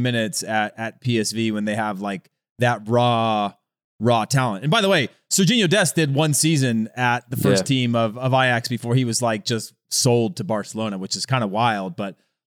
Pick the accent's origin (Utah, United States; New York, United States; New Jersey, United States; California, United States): California, United States; my hometown, and it is country boys there